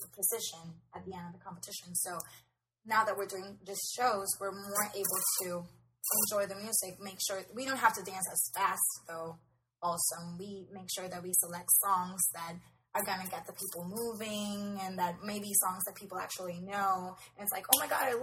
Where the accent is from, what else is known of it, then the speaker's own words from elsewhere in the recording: Puerto Rico; we're from Puerto Rico